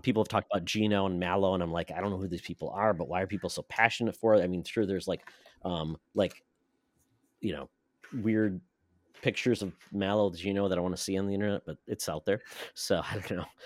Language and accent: English; Michigan, United States; I'm from Michigan